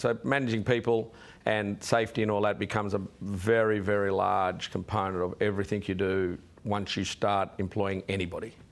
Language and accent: English; Sydney, New South Wales, Australia; also born or lived in Wollongong; I was born in Wollongong on the way, and then as a toddler, I ended up in Sydney